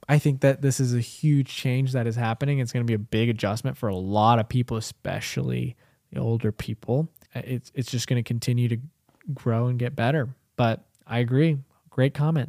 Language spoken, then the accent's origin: English; United States; also born or lived in India; I grew up in America because I was, I was, I, I came here when I was, like, three and a half